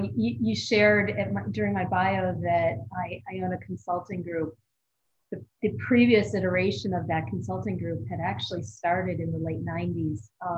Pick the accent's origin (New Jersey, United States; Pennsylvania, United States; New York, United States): New York, United States; Buffalo; Buffalo, New York. So if you're familiar with the United States, it's considered part of the Rust Belt.